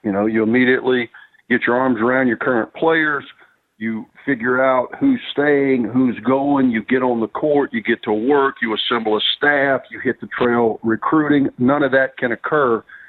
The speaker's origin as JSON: {"language": "English", "region": "Mississippi", "country": "United States", "moved": "as an adult", "lives_now": "Birmingham, United States", "said": "I had a great 12-year run at Ole Miss in my home state."}